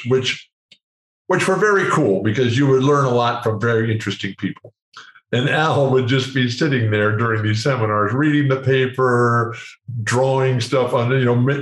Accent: San Diego, California, United States; in San Diego, which is my hometown

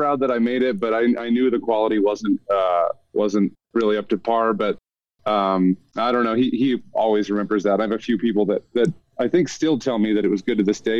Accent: Ohio, United States; moved away as an adult; now in Colorado, United States; I grew up in Ohio

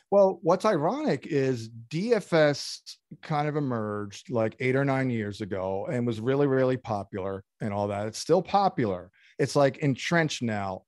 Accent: United States; also born or lived in Brooklyn, New York; growing up in, in New York, New Jersey

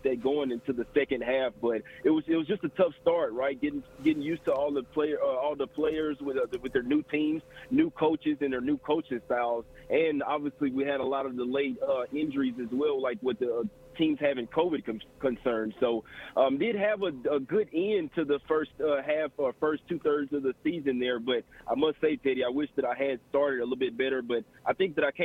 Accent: Dallas, Texas, United States; the Mavs as well, obviously that's my hometown squad

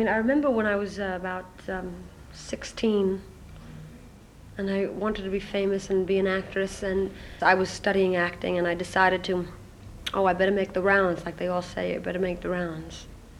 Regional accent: Brooklyn, New York, United States

